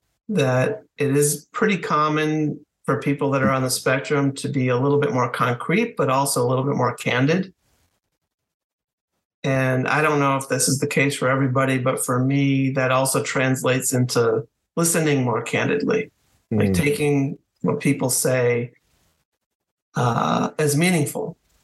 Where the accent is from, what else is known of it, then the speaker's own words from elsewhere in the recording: Connecticut, United States; also born or lived in Washington D.C. area; now in Washington, United States; I was born in southern New England in Connecticut, northwest Connecticut. And my family moved outside Washington, D.C. for a few years